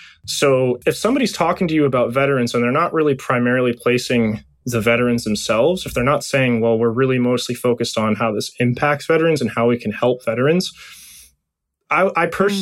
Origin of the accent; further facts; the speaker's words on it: West Virginia, United States; I'm a 6 foot tall white guy with a beard. I'm coming from West Virginia.